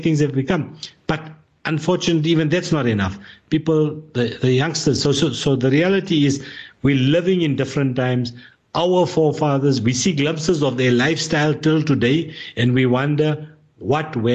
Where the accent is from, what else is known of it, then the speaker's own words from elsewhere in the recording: South Africa; as a South African, we are living in a democratic society